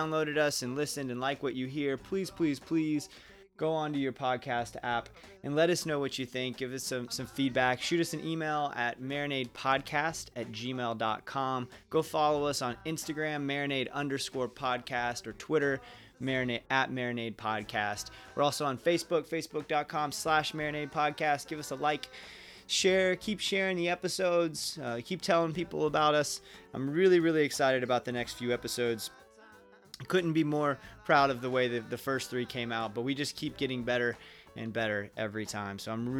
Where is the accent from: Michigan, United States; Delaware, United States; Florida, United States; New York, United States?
Florida, United States; Ocala; I'm from Ocala originally, but Jacksonville is just, I love that town so much.